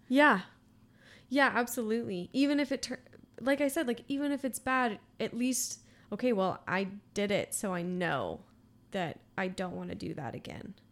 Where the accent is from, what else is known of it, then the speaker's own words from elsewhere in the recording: Austin, Texas, United States; I'm from Austin